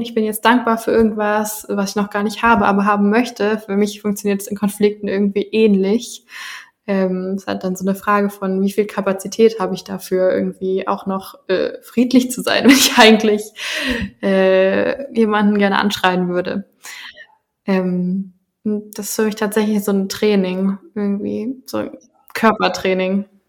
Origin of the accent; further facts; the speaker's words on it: Germany; bei meiner ganz eigenen Identität irgendwie und Geschichte so als Deutsche